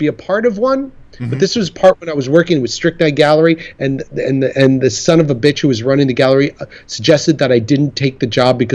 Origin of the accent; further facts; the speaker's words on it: United States; I'm in America, and I'm an American